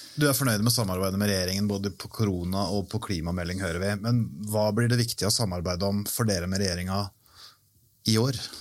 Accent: Porsgrunn, Telemark, Norway; Jeg er født og oppvokst i Porsgrunn

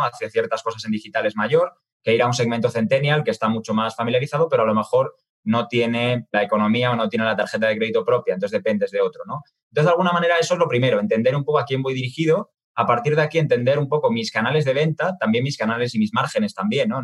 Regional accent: Spain; accent: Spanish (from Spain); moved away as an adult; now in Mexico; la matriz está en España, de ahí que habrán podido deducir ¿no? por, mi acento. Yo estoy en México desde hace seis años

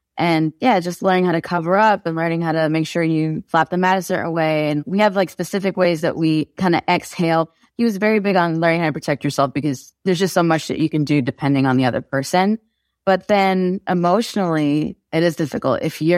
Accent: New York City, New York, United States; I was born in Queens, New York, and that's where I spent most of my time.

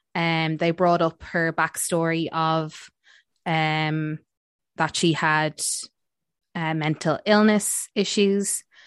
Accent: Ireland; we're Irish

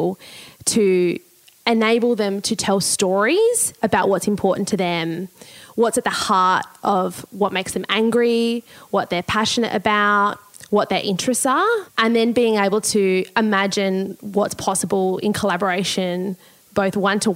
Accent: Port Pirie, South Australia, Australia; also born or lived in Whyalla, South Australia; now in Gladstone, Australia; when I was 8 years old, I moved to Port Pirie, which is across the other side

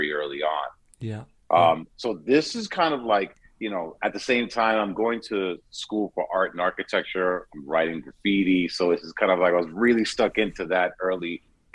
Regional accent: New York City, New York, United States; when I first started as a kid growing up in Queens

